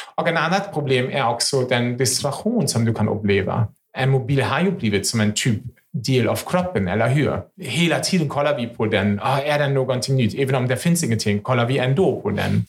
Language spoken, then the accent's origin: Swedish; Germany; Swedish is a second language; now in Sweden; Jag är ju en tysk